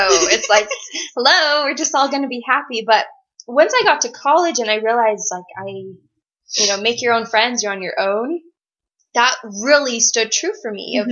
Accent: Henderson, Nevada, United States; moved away; also born or lived in Provo, Utah; I'm from Henderson. That's how I know Caitlin. We went to high school together.

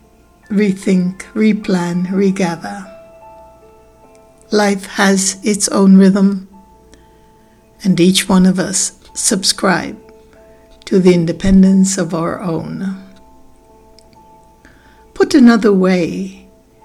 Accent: Guyana; I was born in British Guiana in the year of Queen Elizabeth's ascension to the throne.

